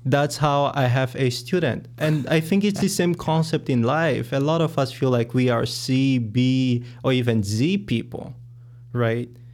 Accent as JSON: {"language": "English", "country": "Angola", "moved": "as an adult", "lives_now": "United States", "said": "I am from Angola in Africa, and I have been in the U S for about seven years"}